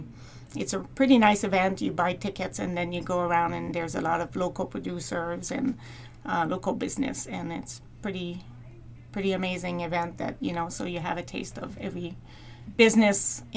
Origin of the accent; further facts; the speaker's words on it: Montreal, Quebec, Canada; now in Vermont, United States; I'm from Montreal.